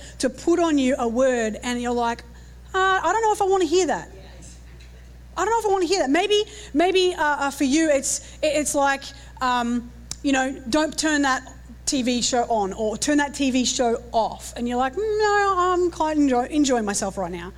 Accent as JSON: {"language": "English", "country": "Australia", "accent": "Australian", "said": "Is my accent a little bit too strong?"}